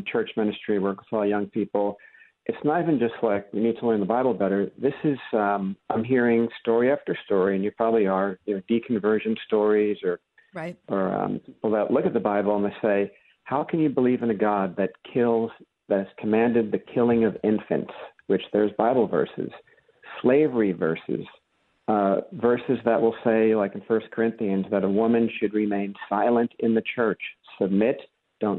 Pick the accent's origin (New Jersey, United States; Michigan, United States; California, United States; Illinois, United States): New Jersey, United States; now in Santa Cruz, United States; I grew up in New Jersey